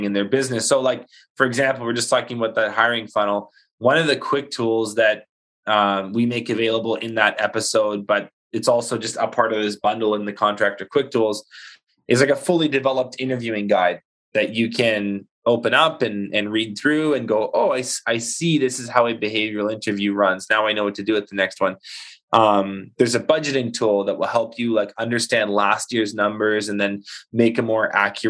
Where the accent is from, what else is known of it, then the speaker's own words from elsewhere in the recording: Canada; we're Canadian